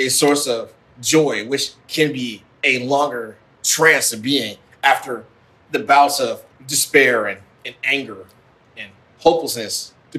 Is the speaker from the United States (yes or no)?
yes; Midwest, United States; as a son of African immigrants growing up in the Midwest